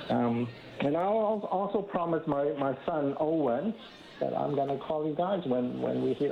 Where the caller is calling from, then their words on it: Hong Kong; I'm calling from Hong Kong.